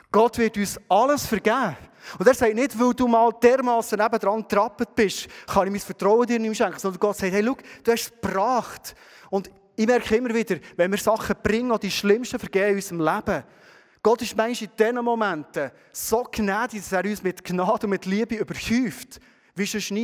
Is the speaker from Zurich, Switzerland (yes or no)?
no; Bernese Oberland, Switzerland; wir als Berner Oberländer